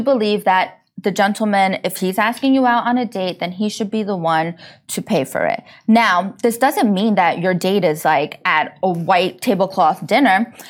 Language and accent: English; New York, United States; now in Dubai, United Arab Emirates; I'm from New York